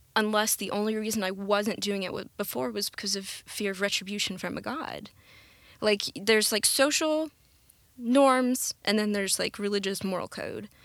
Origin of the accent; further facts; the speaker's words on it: Conway, Arkansas, United States; we grew up in the Methodist Church. Uh, my parents got divorced when I was pretty young, um, and so that kind of, un, it's, like, unsteadied the boat. My mom tried to keep us in the church, uh, the Methodist, First United here in Conway